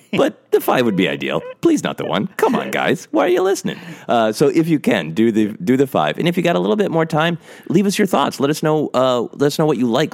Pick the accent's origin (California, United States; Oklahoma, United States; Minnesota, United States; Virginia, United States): Minnesota, United States; moved away; I will be back in Minnesota, my home state